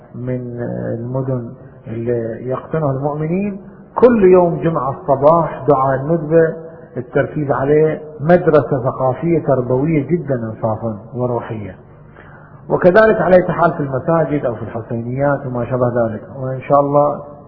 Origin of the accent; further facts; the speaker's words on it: Bahrain; عندنا في البحرين